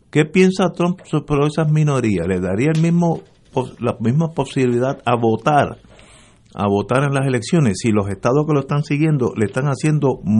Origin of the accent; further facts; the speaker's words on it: Puerto Rico; todos nosotros los puertorriqueños somos latinos